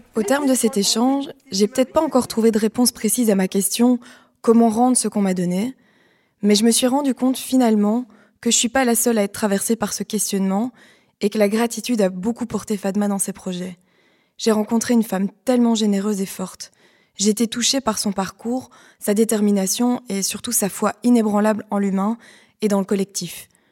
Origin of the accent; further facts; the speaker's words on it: Liège, Wallonia, Belgium; je viens de Liège. J'ai grandi dans une famille avec un compost